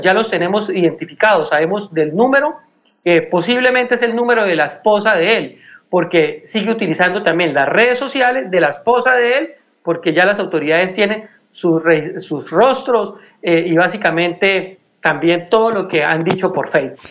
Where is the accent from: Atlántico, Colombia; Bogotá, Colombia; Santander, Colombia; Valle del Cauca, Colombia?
Santander, Colombia; Bucaramanga; also born or lived in Piedecuesta; yo nací en Bucaramanga, pero permanezco mucho en Piedecuesta